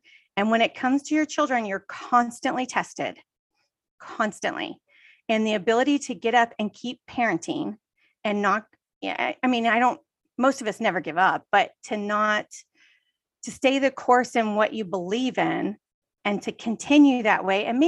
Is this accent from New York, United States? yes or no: no; Texas, United States; now in California, United States; I'm originally from Texas, and we live in California